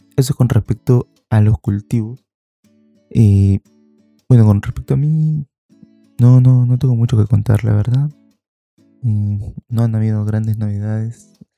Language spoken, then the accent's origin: Spanish; Peru; aquí en Perú, cuando yo era niño, estoy hablando pues de fines, finales de los 90